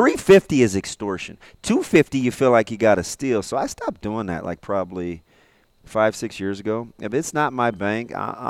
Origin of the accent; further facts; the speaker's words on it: Manhattan, Kansas, United States; I'm from Manhattan, and I'm not a bum.